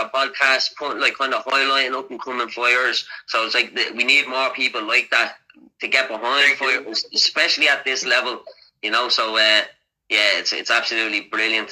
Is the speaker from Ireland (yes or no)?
yes; Dublin, Leinster, Ireland; I'm actually from Crumlin. I'm from Crumlin, that's where Conor is from as well